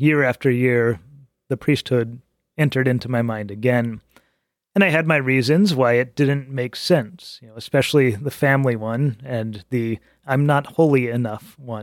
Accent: Albuquerque, New Mexico, United States; moved away as an adult; also born or lived in Prescott, Arizona; now in Chicago, United States; I was born and raised Catholic in Albuquerque.

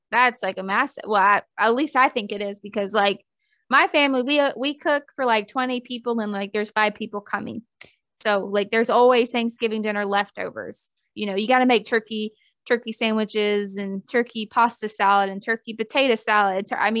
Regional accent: Deep South, United States; And Tupperware, I mean like Rubbermaid. I'm from the Deep South. We call it Tupperware.

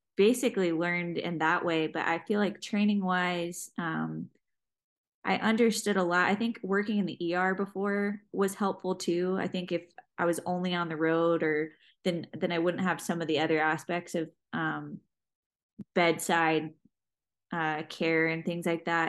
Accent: Jacksonville, Florida, United States; I'm from Jacksonville, Florida, and was working um, in the ER trauma center there in Jacksonville

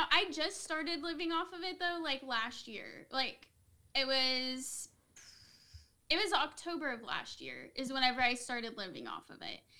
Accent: Missouri, United States; also born or lived in Tennessee; I was born in Tennessee. Okay. But then I have lived in Missouri my whole life.

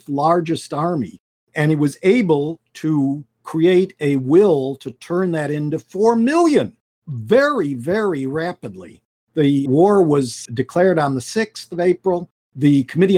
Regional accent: United States; as an American

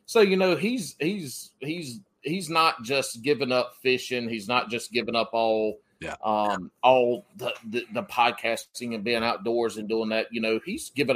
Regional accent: the South, United States; growing up in the South

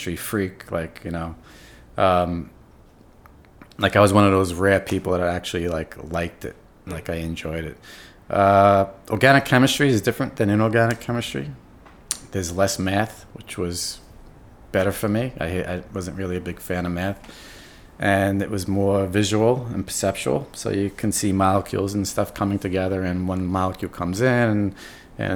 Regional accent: New York City, New York, United States; first language English; also born or lived in Buffalo; I'm from New York. I'm from New York City. I grew up here.

